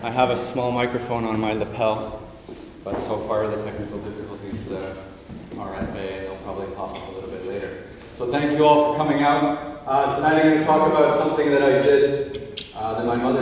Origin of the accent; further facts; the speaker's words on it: Toronto, Ontario, Canada; I was born and raised in Toronto, Canada